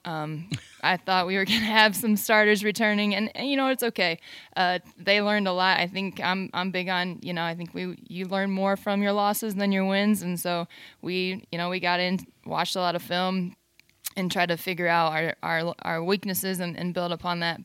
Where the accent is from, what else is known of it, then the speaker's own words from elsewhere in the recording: Fort Wayne, Indiana, United States; also born or lived in East Lansing, Michigan; now in Texas, United States; I grew up, though, in Fort Wayne, Indiana.